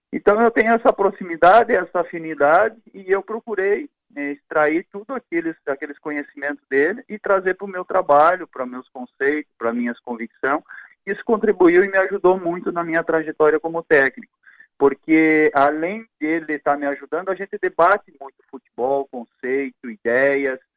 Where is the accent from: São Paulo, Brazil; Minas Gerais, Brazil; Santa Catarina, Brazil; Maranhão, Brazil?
Santa Catarina, Brazil; Quilombo; born there; also born or lived in Paraná / Rio Grande do Sul; depois meus pais foram lá para Santa Catarina, cidade chamada Quilombo, onde eu nasci. Foram mais adiante depois para o Paraná, morei uma época no Paraná e depois a gente regressou ao, ao Rio Grande do Sul, é, essa cidade chamada Paraí